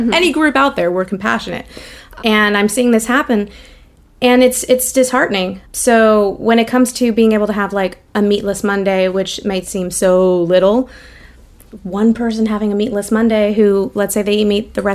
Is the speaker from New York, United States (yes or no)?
no; Los Angeles, California, United States; back when I was growing up here